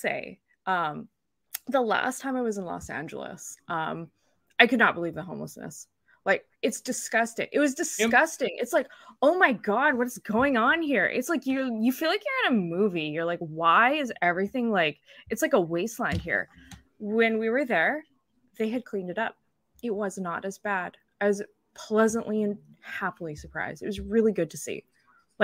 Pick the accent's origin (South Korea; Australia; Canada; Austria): Canada; northern British Columbia; now in Vancouver, Canada; I'm from northern British Columbia